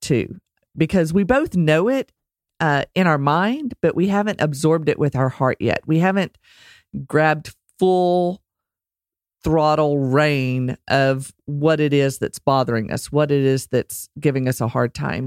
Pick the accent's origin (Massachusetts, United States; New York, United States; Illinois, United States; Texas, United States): Texas, United States; accent: Texas; my Texas accent